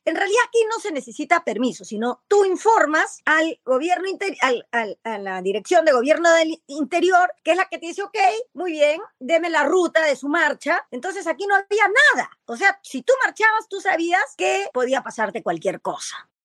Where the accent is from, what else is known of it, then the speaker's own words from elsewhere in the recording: Peru; soy peruana